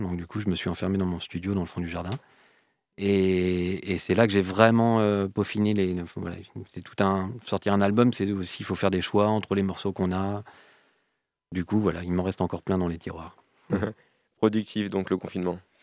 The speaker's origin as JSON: {"language": "French", "town": "Rennes", "region": "Brittany", "country": "France", "said": "je suis originaire de Rennes"}